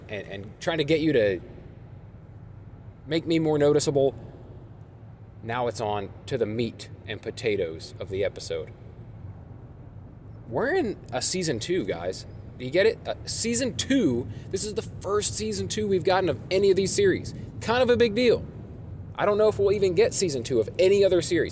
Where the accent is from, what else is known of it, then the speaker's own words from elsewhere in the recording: Springfield, Ohio, United States; moved away as an adult; now in Columbus, United States; I'm from Springfield, Ohio, but it is where I currently reside and have for the past decade.